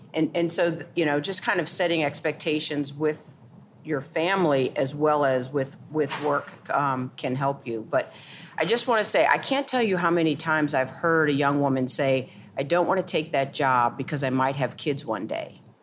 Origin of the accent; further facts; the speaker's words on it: St. Louis, Missouri, United States; moved away as an adult; also born or lived in New York; I grew up in St. Louis, Missouri